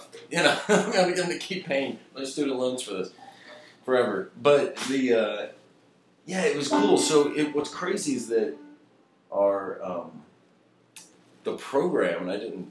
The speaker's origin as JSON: {"language": "English", "area": "Rensselaer and DeMotte", "region": "Indiana", "country": "United States", "tie": "born or raised there", "also_born_or_lived": "Arkansas", "moved": "yes", "lives_now": "Austin, United States", "said": "I grew up near a town in between two towns called Rensselaer and DeMont, Indiana"}